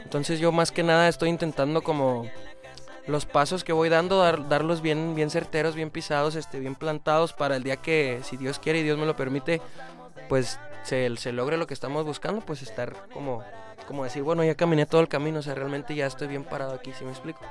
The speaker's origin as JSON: {"language": "Spanish", "region": "Chihuahua", "country": "Mexico", "said": "Yo soy de Chihuahua"}